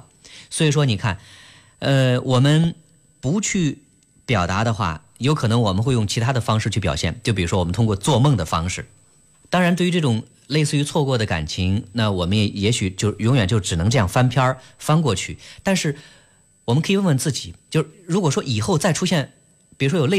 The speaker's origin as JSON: {"language": "Chinese", "country": "China", "said": "对于我们中国人来说，很多人是。不太善于去直接表达"}